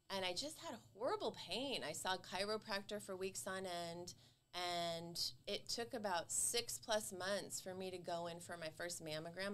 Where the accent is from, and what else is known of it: Santa Clarita, California, United States; born or raised there; also born or lived in Los Angeles, California / Massachusetts / Paris, France